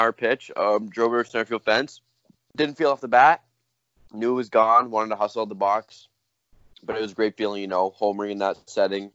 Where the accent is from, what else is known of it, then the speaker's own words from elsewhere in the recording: Canada; we're Canadian